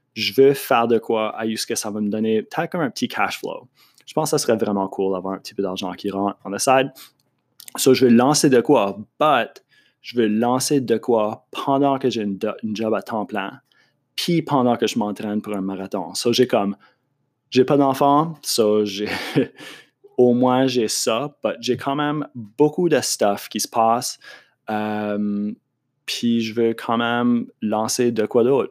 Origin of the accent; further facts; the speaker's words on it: Moncton, New Brunswick, Canada; accent: Acadian French; also born or lived in Montreal; Je, viens de Moncton. Euh, je suis acadien, comme tu as, pu deviner de mon accent